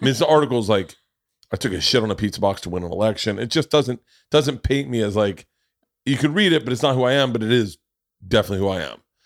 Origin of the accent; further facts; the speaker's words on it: Florida, United States; I grew up in Florida